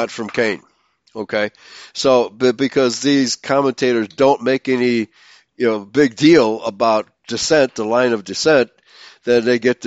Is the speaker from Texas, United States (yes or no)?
no; Chicago, Illinois, United States; growing up in Chicago